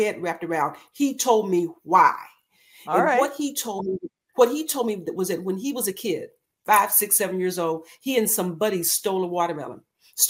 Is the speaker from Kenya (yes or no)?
no; Texas, United States; I grew up in Texas, in the country.